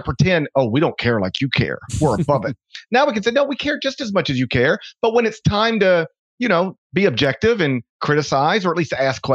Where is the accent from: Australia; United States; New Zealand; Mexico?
United States; Memphis, Tennessee; It's the NBA franchise in my hometown